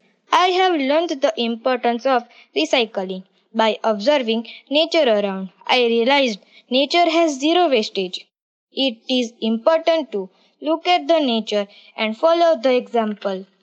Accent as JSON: {"language": "English", "region": "Gujarat", "country": "India", "said": "I am from Gujarat"}